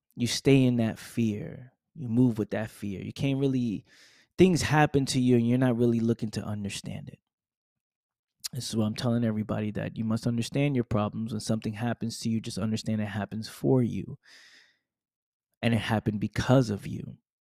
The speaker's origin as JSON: {"language": "English", "region": "New York", "country": "United States", "said": "I'm from New York"}